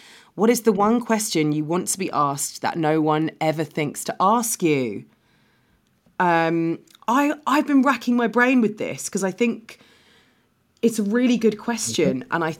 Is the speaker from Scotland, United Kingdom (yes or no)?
no; London, United Kingdom; because I'm from London, but I come across, like, I mean, I grew up on benefits